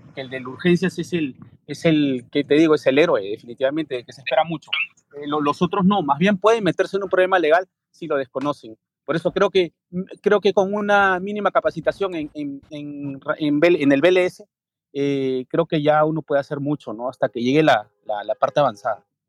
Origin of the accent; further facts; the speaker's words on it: Lima, Peru; Soy de Lima, Perú.